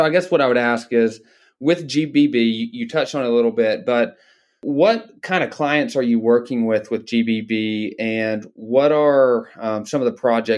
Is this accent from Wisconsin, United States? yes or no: no; Dalton, Georgia, United States; I grew up in Dalton, Georgia, in the carpet capital of the world.